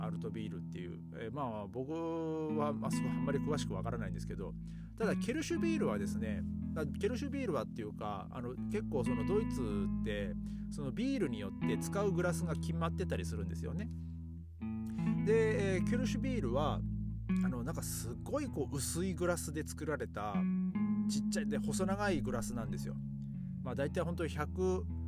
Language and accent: Japanese; Aomori, Japan; now in Germany; 僕はあの、あの、あ、 青森県っていうところで